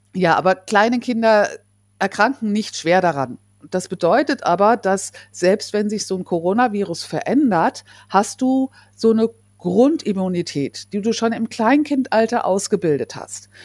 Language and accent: German; Germany; bei uns in Deutschland